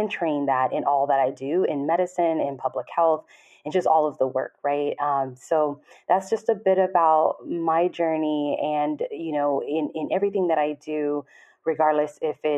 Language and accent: English; Los Angeles, California, United States; moved away as an adult; now in Atlanta, United States; I'm from Los Angeles, California